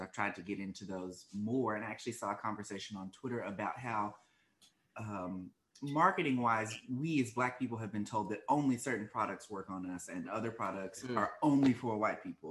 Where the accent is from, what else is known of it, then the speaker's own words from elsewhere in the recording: Arkansas, United States; accent: Arkansas; moved away as an adult; also born or lived in Washington DC area (DMV); now in Washington DC area, United States; I'm originally from Arkansas, born and raised